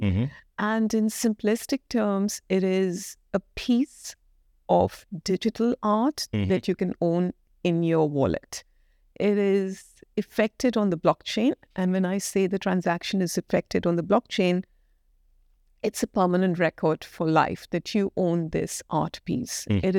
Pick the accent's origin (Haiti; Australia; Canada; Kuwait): Kuwait; moved away as an adult; now in United Kingdom; And I moved from Kuwait. I was born and brought up in Kuwait in the Middle East. And then I moved to the UK to study.